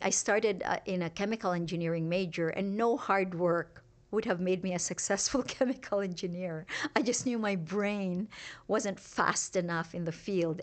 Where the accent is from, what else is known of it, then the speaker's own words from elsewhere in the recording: Iloilo, Western Visayas, Philippines; moved away as an adult; also born or lived in Singapore; now in Utah, United States; having been born in a really remote farming village in the Philippines